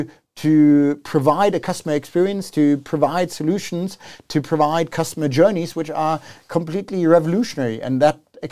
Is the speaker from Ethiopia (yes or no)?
no; South Africa; I've been now back in South Africa for 1 year. I grew up in South Africa, but I've spent the last 20 years abroad.